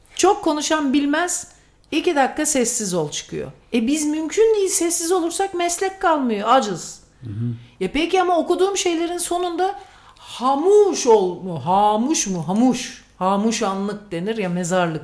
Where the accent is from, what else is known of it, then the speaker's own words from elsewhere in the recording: Sivas Province, Turkey; ben Sivaslıyım